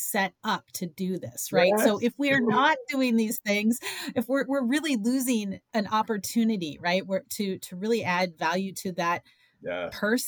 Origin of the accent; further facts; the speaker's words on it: Midwest, United States; now in Florida, United States; growing up in the Midwest